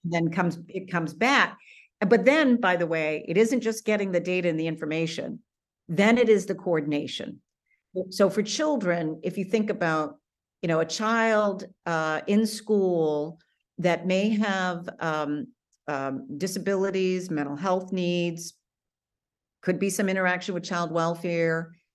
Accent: Maine, United States; also born or lived in Washington D.C. / Atlanta, Georgia; back in my home state of Maine

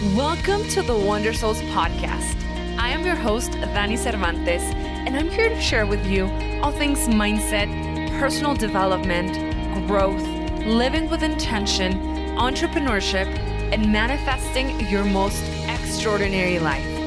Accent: El Paso, Texas, United States; moved away; I was in my hometown in El Paso, Texas

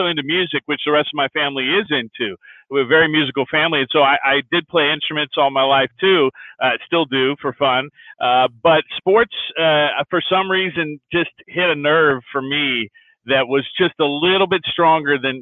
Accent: just south of San Francisco, Northern California, United States; moved away as an adult; also born or lived in Syracuse, New York / Detroit, Michigan; now in Phoenix, United States; I'm from up in Northern California, just south of San Francisco, in the suburbs there. That's where I was born and raised, all the way through elementary, middle school, high school.

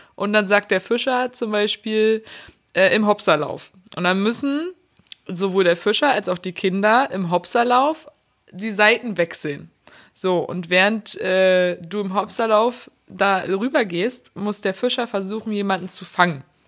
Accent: Berlin, Germany; ich bin ja gebürtige Berlinerin.

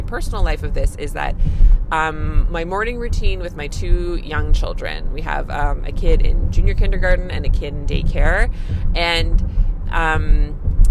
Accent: Canada; I'm a Canadian family physician

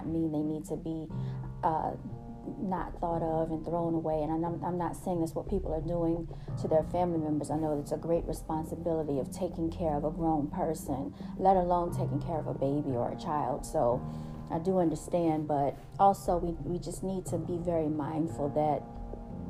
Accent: United States; We are the natives, okay, of this land.

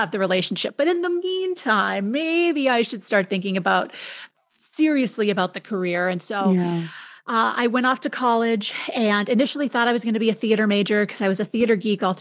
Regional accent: Minneapolis, Minnesota, United States; moved away as an adult; also born or lived in Madison, Wisconsin / Rhinelander, Wisconsin / San Francisco; I grew up in Minneapolis

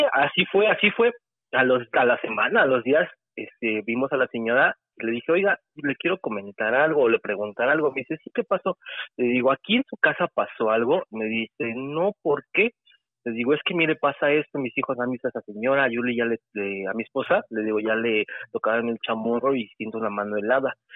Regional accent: State of Mexico, Mexico; Soy del Estado de México

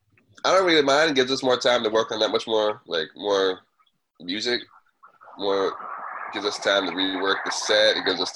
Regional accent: Kitimat, British Columbia, Canada; Like, both born and raised in Kitimat, BC, like you said in the beginning, Heisen Nation

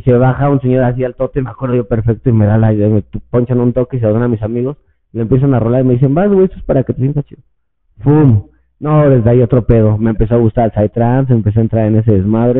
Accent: State of Mexico, Mexico; also born or lived in Puebla; todos somos del Estado de México

